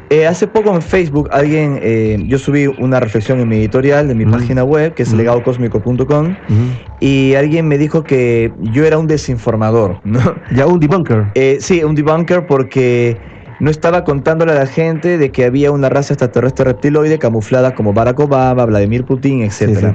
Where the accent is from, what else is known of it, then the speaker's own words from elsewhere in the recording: Peru; moved away as an adult; also born or lived in Pueblo Libre, Lima; now in Buenos Aires, Argentina; yo también fui criado en Perú